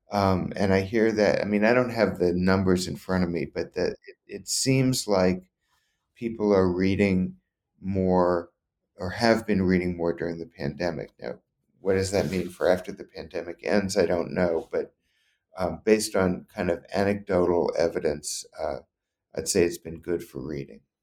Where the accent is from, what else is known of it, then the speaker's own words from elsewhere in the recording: New Orleans, Louisiana, United States; moved away; I grew up in Louisiana